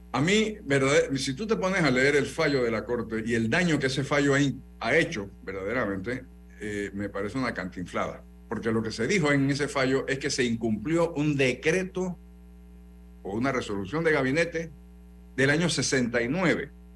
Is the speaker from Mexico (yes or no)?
no; Panama; como panameño